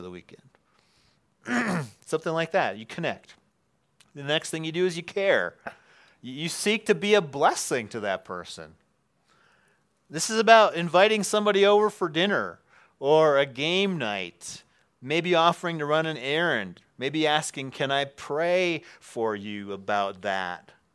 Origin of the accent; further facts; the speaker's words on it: Wisconsin, United States; moved away; we're both from Wisconsin